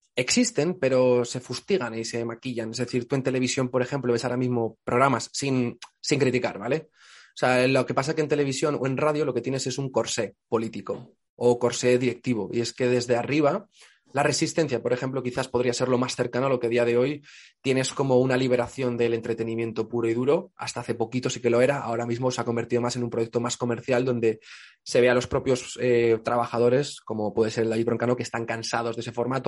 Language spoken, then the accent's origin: Spanish; Aragon, Spain; also born or lived in Poland / England; mi sentimiento como aragonés